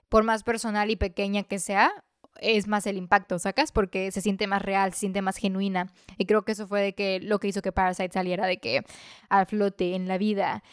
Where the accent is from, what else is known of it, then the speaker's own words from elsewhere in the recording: Mexico; como mexicano